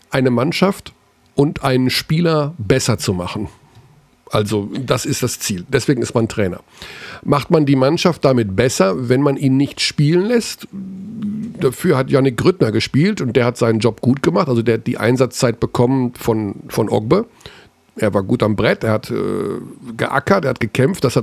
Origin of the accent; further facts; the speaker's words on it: Hagen, North Rhine-Westphalia, Germany; born there; aber aus meiner Heimatstadt kommt. Wir sind beide in Hagen geboren.